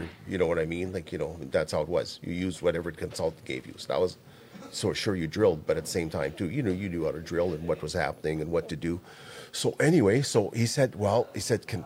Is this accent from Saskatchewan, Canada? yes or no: yes; Saskatchewan, Canada; I'm from Saskatchewan